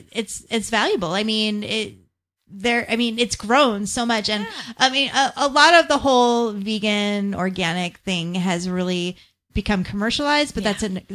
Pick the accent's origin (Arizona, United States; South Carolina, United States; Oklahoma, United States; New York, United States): Arizona, United States; Tempe; I grew up in Tempe